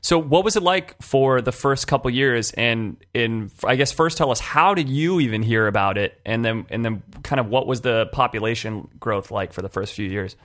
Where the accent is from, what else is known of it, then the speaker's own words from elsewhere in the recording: California, United States; I'm from California